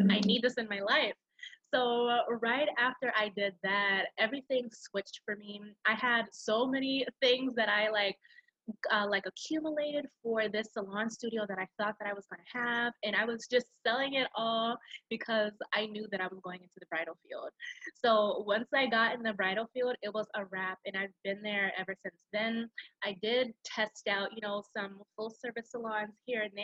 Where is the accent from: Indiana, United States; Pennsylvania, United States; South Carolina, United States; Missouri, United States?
South Carolina, United States; Charleston; moved away as an adult; now in Rock Hill, United States; I am from originally Charleston, South Carolina, but I currently live in Rock Hill, South Carolina